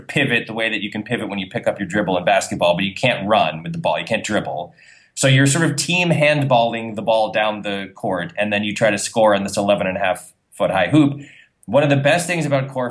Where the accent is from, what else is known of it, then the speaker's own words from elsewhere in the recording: New England, United States; a native of New England